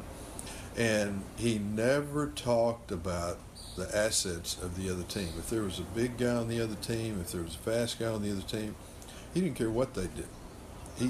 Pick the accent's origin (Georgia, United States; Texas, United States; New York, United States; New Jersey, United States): Texas, United States; Brownwood; Growing up in Brownwood, it was the football capital of the world.